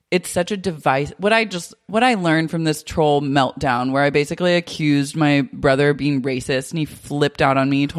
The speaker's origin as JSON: {"language": "English", "town": "Oklahoma City", "region": "Oklahoma", "country": "United States", "tie": "born or raised there", "moved": "yes", "said": "growing up there and being from there. It's like my hometown, Oklahoma City."}